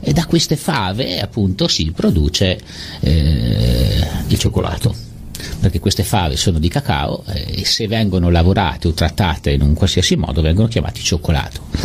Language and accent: Italian; Italy; essendo nato, nato in Italia